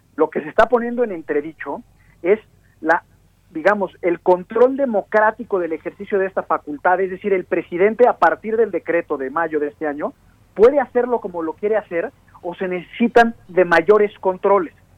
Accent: Mexico; nosotros como mexicanos

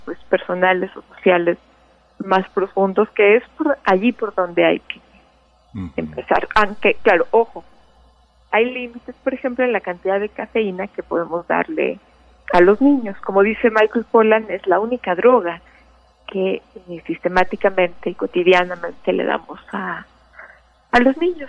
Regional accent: Mexico

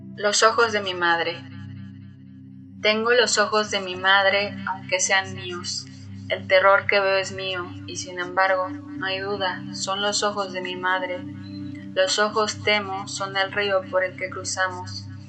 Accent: Mexico City, Mexico; soy de la Ciudad de México

